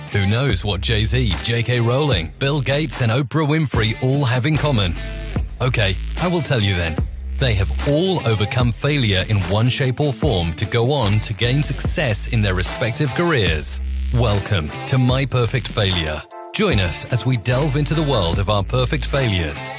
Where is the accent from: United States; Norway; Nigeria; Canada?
Norway; I grew up in Norway. So this is me living in Norway